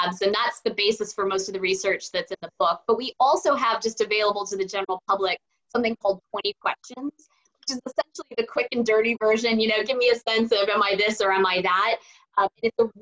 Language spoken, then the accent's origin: English; Silicon Valley, California, United States; I grew up in Silicon Valley